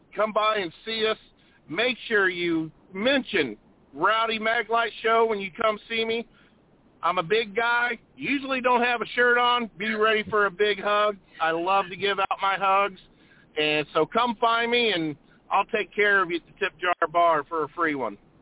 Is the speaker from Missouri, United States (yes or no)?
yes; St. Louis, Missouri, United States; growing up in the St. Louis area